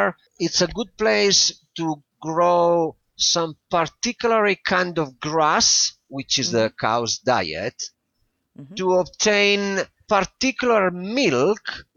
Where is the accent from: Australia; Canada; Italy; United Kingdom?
Italy; in my country